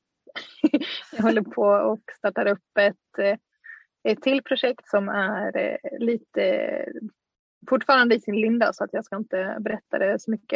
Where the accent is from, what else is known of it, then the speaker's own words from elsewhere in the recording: Dalarna County, Sweden; moved away; en gård i Dalarna där jag är ifrån